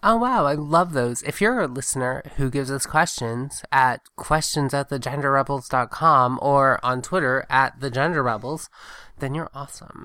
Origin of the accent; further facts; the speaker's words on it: Augusta, Georgia, United States; also born or lived in Southwest Virginia / Blacksburg, Virginia / Tuscaloosa, Alabama / Athens, Georgia; I grew up in Augusta, Georgia, which is also very, very Republican, very military.